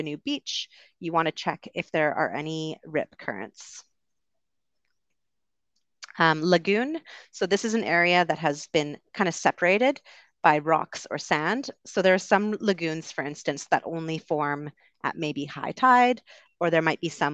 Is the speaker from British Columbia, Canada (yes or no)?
yes; Vancouver, British Columbia, Canada; I am also from Vancouver